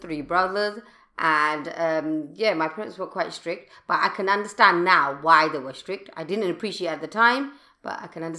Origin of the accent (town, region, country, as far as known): London, United Kingdom; born or raised there